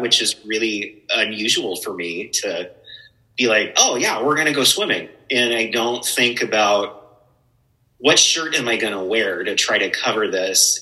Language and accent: English; Spokane, Washington, United States; moved away as an adult; also born or lived in Elk, Washington / Colbert, Washington / Seattle, Washington / Portland; I'm from Spokane originally